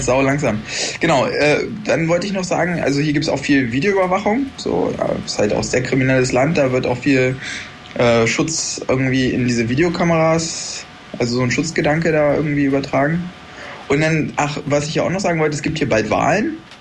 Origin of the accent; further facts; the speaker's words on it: Germany; moved away; bei uns in Deutschland